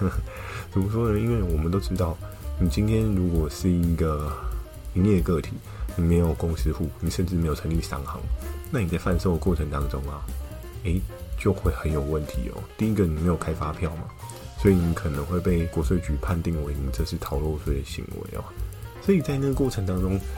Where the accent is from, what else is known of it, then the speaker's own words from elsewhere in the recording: Taiwan; 我是台湾人